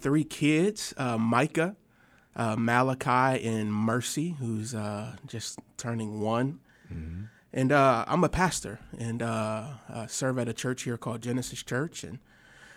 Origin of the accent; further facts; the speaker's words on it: Milwaukee, Wisconsin, United States; also born or lived in Rockford, Illinois; now in Fayetteville, United States; I am originally from Milwaukee, Wisconsin